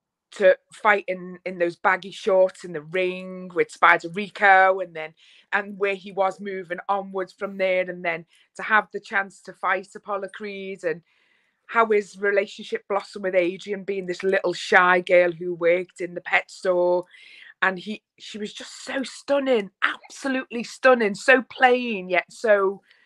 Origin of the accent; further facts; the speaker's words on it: Liverpool, North West England, United Kingdom; I am from Liverpool, which is northwest of England, which is one of the best parts of the UK ever. It's arguable, but being a Scouser, as we're called